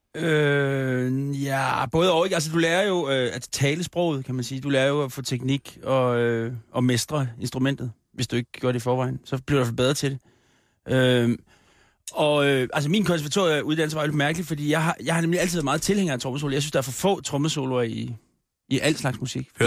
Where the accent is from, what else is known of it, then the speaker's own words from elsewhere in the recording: Copenhagen, Capital Region of Denmark, Denmark; Det er min hjemstavn.